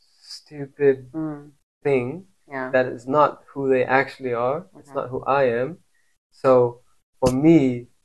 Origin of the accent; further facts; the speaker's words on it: Morocco; moved away as an adult; now in Kenya; when I left Morocco